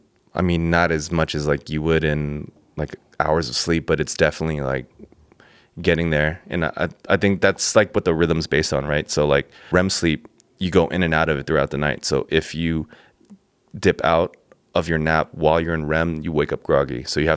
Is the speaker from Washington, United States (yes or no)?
no; Pasadena, California, United States; born there; also born or lived in San Diego; So, I was born in Pasadena, 626.